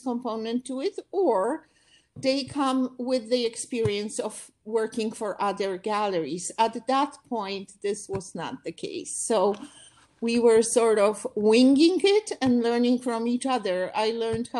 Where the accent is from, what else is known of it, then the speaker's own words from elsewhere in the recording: Poland; moved away as an adult; also born or lived in Warsaw; now in New York, United States; I came from Poland